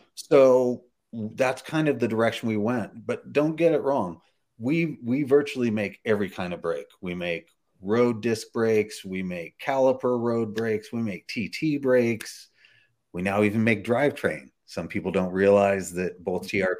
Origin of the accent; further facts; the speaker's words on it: Bakersfield, California, United States; I was raised in Bakersfield, California